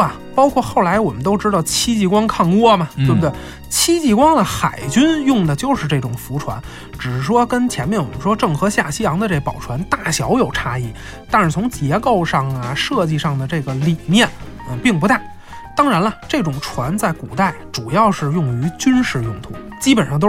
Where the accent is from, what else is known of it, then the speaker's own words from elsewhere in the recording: China; 其实它体现的是我们中国人自然和谐共处的这样一种世界观。